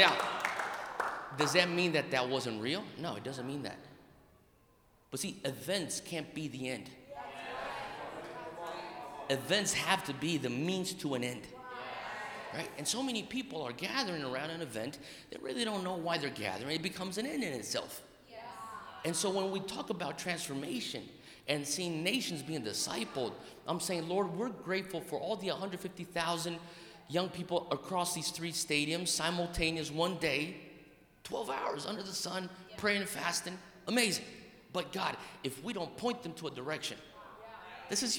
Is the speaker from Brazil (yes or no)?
yes; Brazil; moved away; also born or lived in United States; I'm half Japanese, half Italian, born and raised in Brazil, educated in America, got a Greek name and a Hawaiian soul